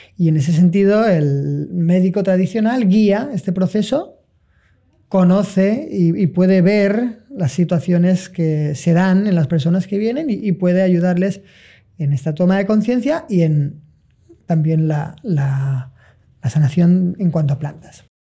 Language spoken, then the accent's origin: Spanish; Valencia, Valencian Community, Spain; moved away as an adult; Tenía que volver a mi lugar, que pues yo no soy nativo, sino que soy occidental, que tenía que volver a Valencia